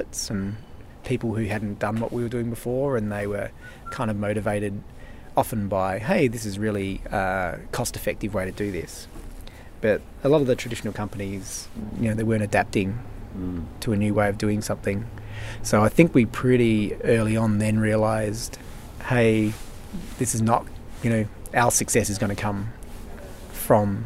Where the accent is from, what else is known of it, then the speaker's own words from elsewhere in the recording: Melbourne, Victoria, Australia; we're over from Melbourne, Australia for 1 week